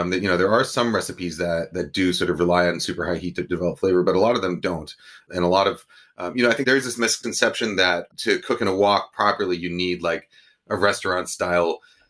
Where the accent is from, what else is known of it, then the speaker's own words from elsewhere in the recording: New York, United States; there's two recipes for Kung Pao chicken in this, but one that's sort of the Chinese American version that I grew up with in New York.